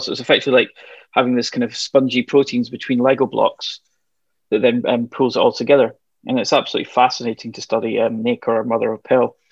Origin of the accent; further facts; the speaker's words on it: Glasgow, Scotland, United Kingdom; I grew up just outside Glasgow